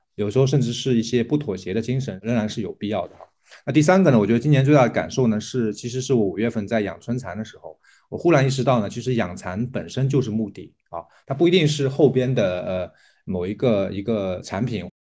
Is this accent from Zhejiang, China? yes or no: yes; Jiaxing, Zhejiang, China; 来自浙江嘉兴。我们的机构叫梅和鱼啊，我们主要是养蚕，然后做传统的蚕丝被